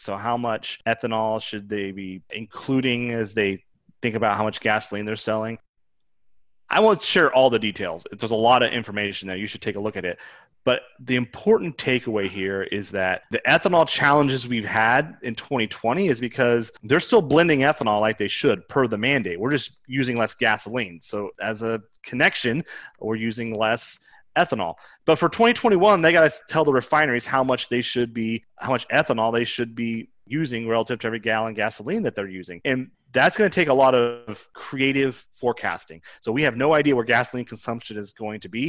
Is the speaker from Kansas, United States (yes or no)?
yes; Kansas, United States; I grew up in Kansas